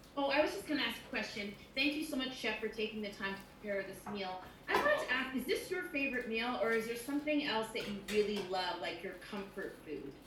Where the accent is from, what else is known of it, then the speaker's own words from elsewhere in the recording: Jamaica; I'm Jamaican